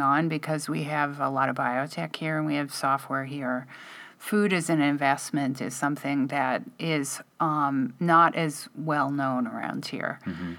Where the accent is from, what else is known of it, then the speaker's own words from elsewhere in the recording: Midwest, United States; I'm from the Midwest